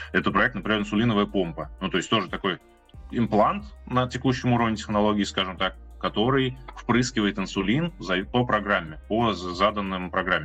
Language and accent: Russian; Ulyanovsk, Ulyanovsk Oblast, Russia; я сам тут из Ульяновска